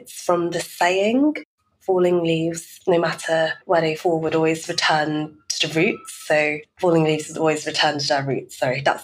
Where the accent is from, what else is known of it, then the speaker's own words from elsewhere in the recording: London, United Kingdom; growing up in London as a Chinese, British-Chinese-Vietnamese